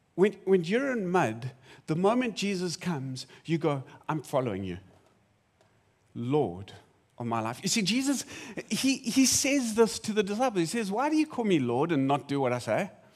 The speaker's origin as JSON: {"language": "English", "country": "South Africa", "said": "I'm South African"}